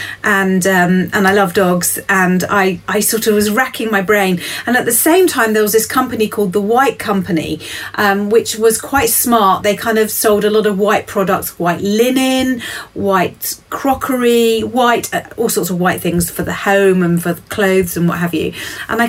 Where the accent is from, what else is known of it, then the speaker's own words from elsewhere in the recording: Kent, South East England, United Kingdom; now in Wiltshire, United Kingdom; I hail from Kent, which is another area of England